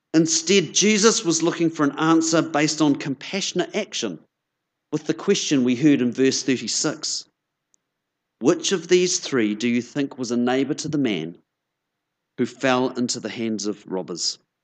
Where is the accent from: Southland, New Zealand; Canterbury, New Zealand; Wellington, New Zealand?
Canterbury, New Zealand; Christchurch; moved away as an adult; now in Nelson, New Zealand; it's lovely to be back in Christchurch. As Jenny said, this is my hometown. I grew up down the road in Ilam